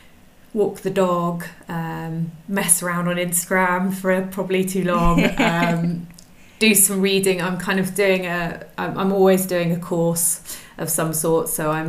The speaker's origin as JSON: {"language": "English", "region": "South West England", "country": "United Kingdom", "tie": "born or raised there", "also_born_or_lived": "Suffolk / Brighton / London", "lives_now": "France", "said": "I'm originally from the UK, from England. I grew up I've moved around quite a lot. So I was born in Suffolk and then spent most of my sort of teenage life in the West Country"}